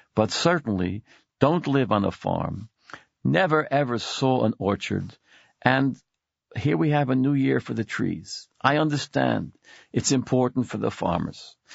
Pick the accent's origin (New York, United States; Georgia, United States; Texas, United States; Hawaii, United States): New York, United States; Brooklyn; now in Manhattan, United States; I was born and brought up in Brooklyn. I live in Manhattan now